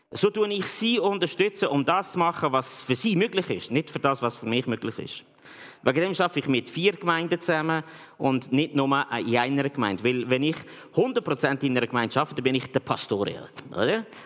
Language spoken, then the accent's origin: German; Switzerland; Weil manchmal sind wir äh, Schweizer